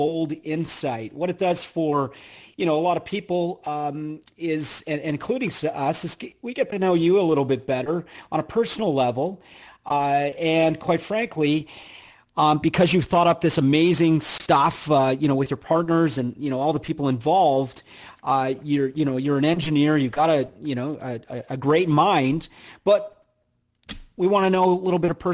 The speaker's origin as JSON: {"language": "English", "country": "Canada", "moved": "yes", "lives_now": "United States", "said": "I'm Canadian"}